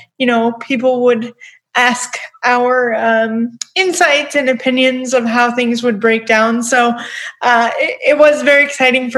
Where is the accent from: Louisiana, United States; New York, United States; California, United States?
New York, United States; Long Island; I'm from Long Island, so I mean, I grew up in New York